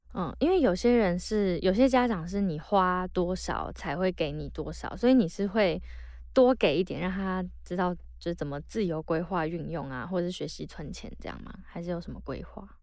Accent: northern Taiwan, Taiwan; 北部好像是，就以我长大的环境为例

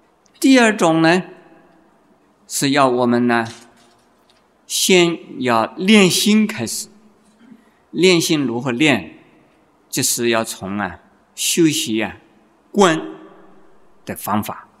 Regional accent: China; 在我们中国人呢，这种风气还没有养成。

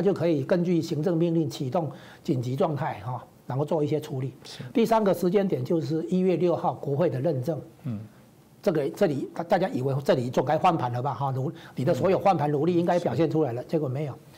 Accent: Taiwan; 这绝对不是说我们台湾这边能比得上的啦。

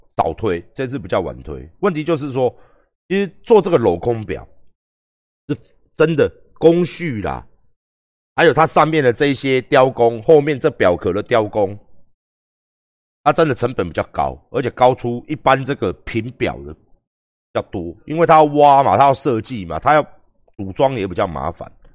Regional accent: Taiwan; 完完全全都是我们台湾人设计的

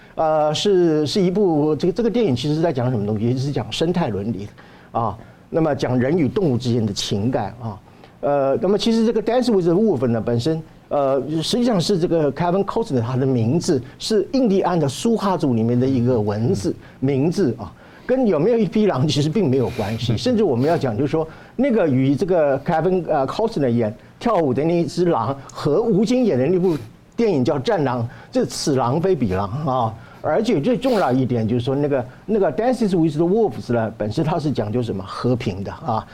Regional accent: Taiwan; 我作为一个台湾人，我没事，我去大安森林公园

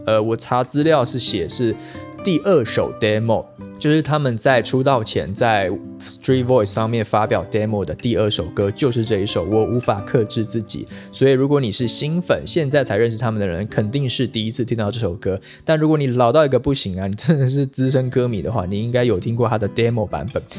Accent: Taiwan; 跟真正我们台湾郎啊

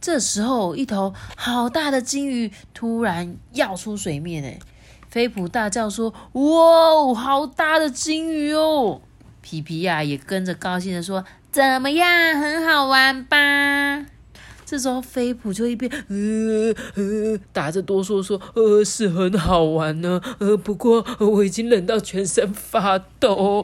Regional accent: Changhua, Changhua County, Taiwan; now in Taichung, Taiwan; 我是从小是在彰化出生的，我每天住台中，我就会很想去吃彰化的食物

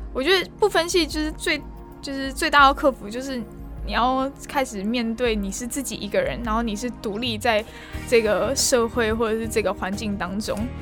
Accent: Taoyuan, Taiwan; moved away as an adult; now in Tainan, Taiwan; 因为我是桃园人，所以我们就是跑那种什么桃友会那样子

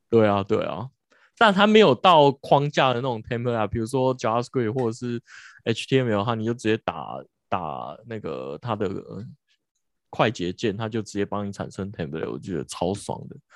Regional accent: Taiwan; 我们台湾人

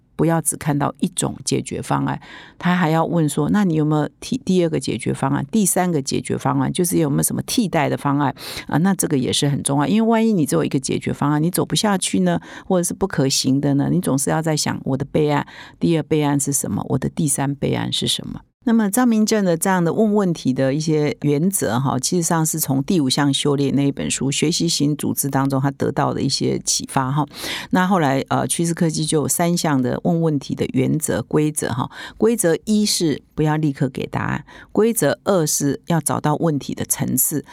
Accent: Taiwan; 我们台湾人啊，或者是我们华人

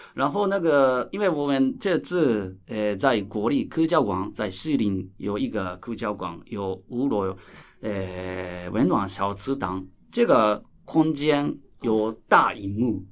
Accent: Japan; Chinese is a second language; 我是来自日本的导演

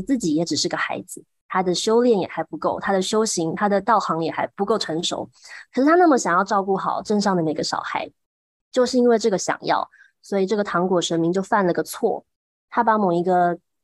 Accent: Huwei, Yunlin County, Taiwan; 我自己从小长大的虎尾

